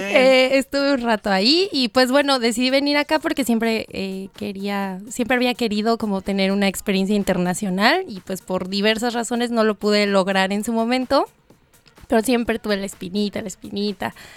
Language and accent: Spanish; Almoloya de Juárez, State of Mexico, Mexico; moved away as an adult; now in Brisbane, Australia; soy de México, del Estado de México, exactamente del municipio de Almoloya de Juárez